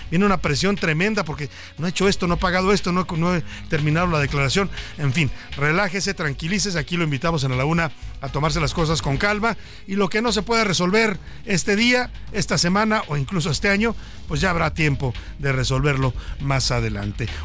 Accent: Mexico; así somos los mexicanos

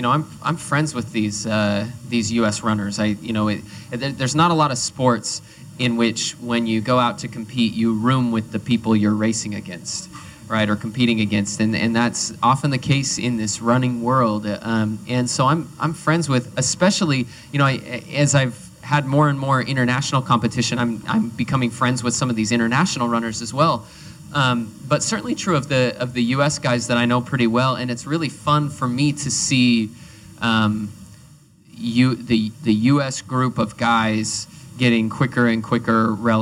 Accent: United States; a group of us American runners

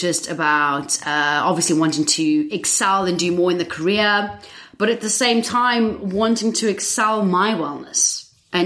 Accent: South Africa; moved away as an adult; now in England, United Kingdom; I'm originally from South Africa.

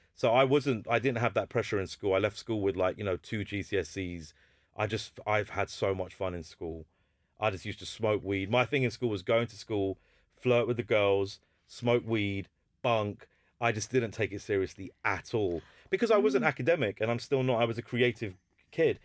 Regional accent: Hounslow, London, United Kingdom; I'm from Hounslow mm. and my mm. school was Heathlands

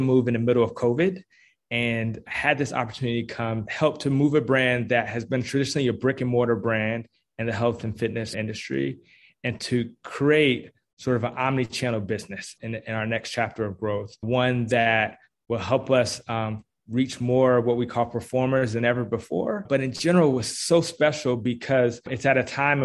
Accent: Washington, District of Columbia, United States; now in Atlanta, United States; I'm originally actually from Washington, D.C.

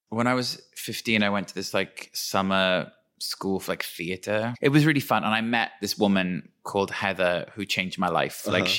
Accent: Wales, United Kingdom; where I'm from is like the kind of Welsh equivalent of Twin Peaks, like old coal mining valley.

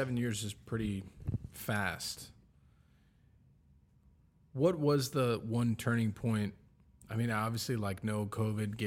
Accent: Miami, Florida, United States; also born or lived in Virginia; I grew up born and raised here.

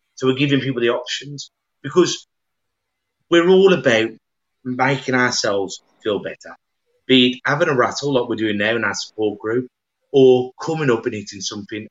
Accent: Black Country, West Midlands, United Kingdom; accent: yam yam; we're yam yams from the Black Country

